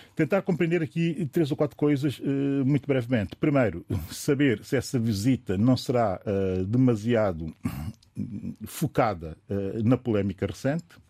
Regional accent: São Tomé & Príncipe; enquanto São Tomense

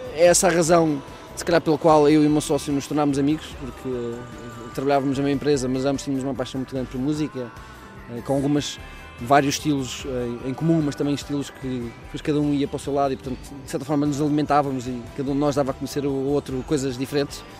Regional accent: Coimbra, Centro, Portugal; eu sou de Coimbra, mas eh, tenho família no Porto

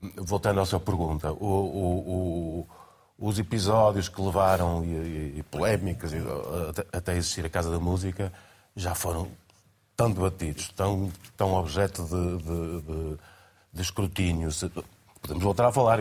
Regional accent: Porto, Porto District, Portugal; eu nasci no Porto

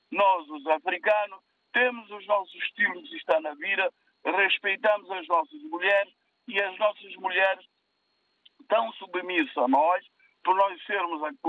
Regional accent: São Tomé, São Tomé & Príncipe; moved away; eu nasci em São Tomé.

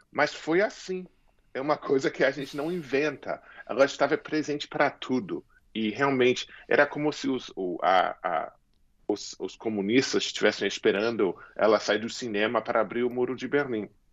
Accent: United States; eu me criei nos Estados Unidos

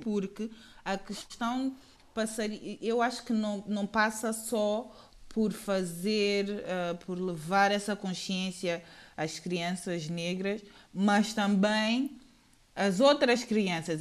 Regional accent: São Tomé & Príncipe; moved away; eu cresci, cresci em Santo Tomé, mas estudei quase sempre na eh, escola portuguesa

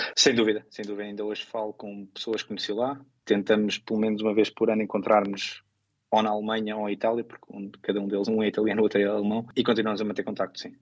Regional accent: Portugal; moved away as an adult; also born or lived in Oman / United States; now in England, United Kingdom

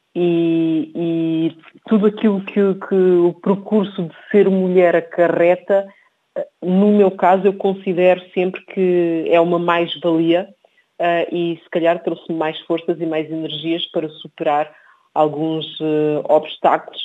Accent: Portugal; also born or lived in Cape Verde; Nasci em Cabo Verde e vim para Portugal com cerca de três anos de idade

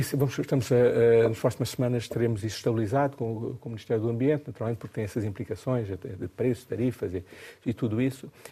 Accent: Mozambique; born or raised there; now in Portugal

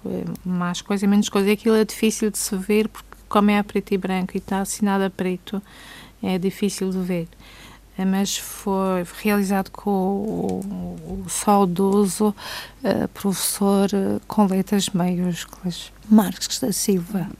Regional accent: Câmara de Lobos, Madeira, Portugal; Câmara de Lobos, terra onde nasci

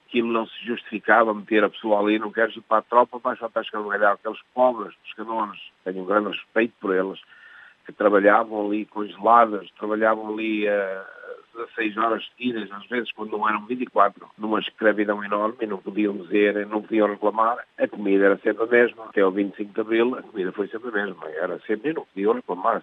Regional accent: Coimbra, Centro, Portugal; moved away as an adult; now in Canada

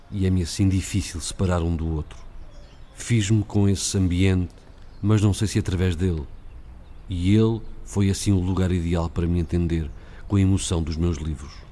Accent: Melo, Guarda, Portugal; born there; also born or lived in Serra da Estrela; Nasci em Melo, na Serra da Estrela, a meia distância entre a Guarda e Viseu. E a sensibilidade que tenho aprendia ali

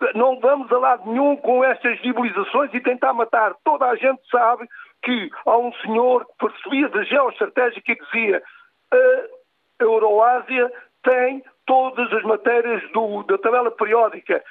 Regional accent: Portugal; eu uh, sou português

